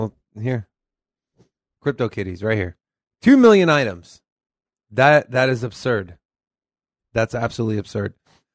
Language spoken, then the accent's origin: English; Texas, United States; accent: Southern; I'm from Texas. So. There's my southern accent, you guys.